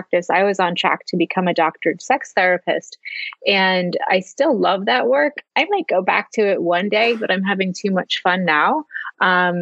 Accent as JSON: {"language": "English", "region": "New Jersey", "country": "United States", "tie": "born or raised there", "also_born_or_lived": "Los Angeles", "moved": "yes", "lives_now": "Philadelphia, United States", "said": "I grew up in New Jersey. I live in Philadelphia"}